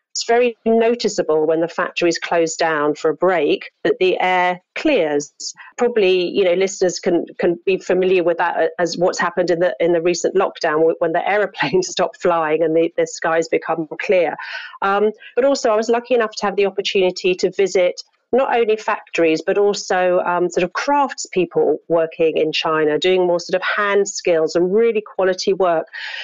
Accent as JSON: {"language": "English", "region": "London", "country": "United Kingdom", "also_born_or_lived": "Hong Kong", "moved": "as an adult", "said": "So I'm from London, and I worked, you know, in London in the early part of my career"}